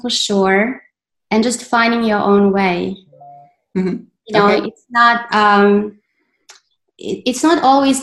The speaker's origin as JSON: {"language": "English", "town": "Belgrade", "country": "Serbia", "tie": "born or raised there", "moved": "as an adult", "lives_now": "United States", "said": "I was born in Belgrade and then I moved to the States. Mm-hmm. When I was 18"}